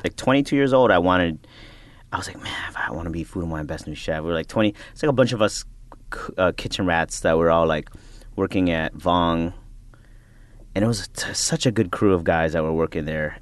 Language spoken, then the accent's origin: English; Chicago, Illinois, United States; now in Brooklyn, United States; I'm a Filipino American ra, you know, raised in Chicago, living in Brooklyn